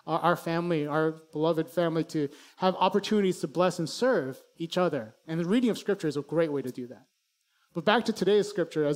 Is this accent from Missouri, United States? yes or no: no; Chicago, Illinois, United States; I grew up in Chicago